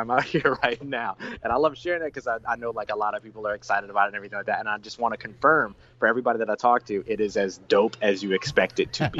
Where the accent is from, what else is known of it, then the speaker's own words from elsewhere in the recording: New Orleans, Louisiana, United States; also born or lived in Los Angeles; Yeah, so I'm out here in Los Angeles right now. I actually live in between, so I bounce back and forth. I'm originally from New Orleans, so okay. That's the other, like, place and everything. So I'm born and raised in New Orleans, Big Easy, all that good stuff.